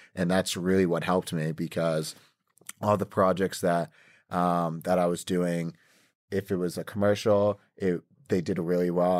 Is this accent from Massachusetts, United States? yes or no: yes; Boston, Massachusetts, United States; also born or lived in Canton, Massachusetts; now in Los Angeles, United States; I'm a Boston kid, born and raised